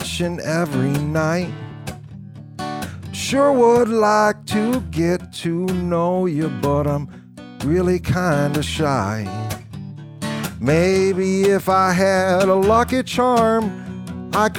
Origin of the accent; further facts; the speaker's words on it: Rock Falls, Illinois, United States; I'm from Rock Falls, Illinois. And in Rock Falls, Illinois, there's a little tavern where my mom worked